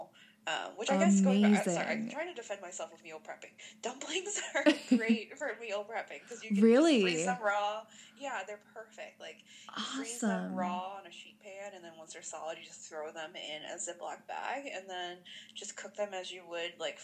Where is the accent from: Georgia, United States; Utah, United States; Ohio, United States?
Ohio, United States; Cleveland; I grew up in Cleveland